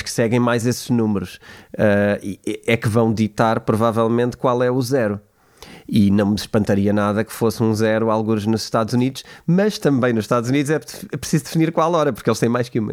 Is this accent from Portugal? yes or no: yes; Portugal; eu como português